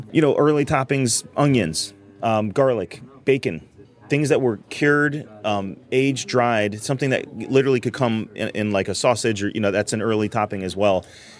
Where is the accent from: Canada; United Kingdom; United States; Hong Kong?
United States; New Haven, Connecticut; I'm from New Haven, born and raised